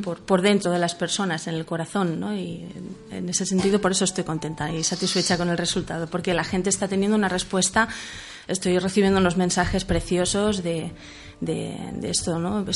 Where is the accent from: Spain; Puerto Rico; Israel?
Spain; Manresa, Catalonia; soy de Barcelona, de Manresa concretamente